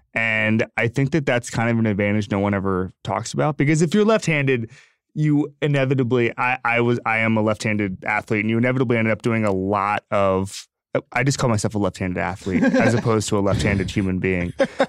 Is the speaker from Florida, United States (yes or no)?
yes; Florida, United States; I'm from Florida.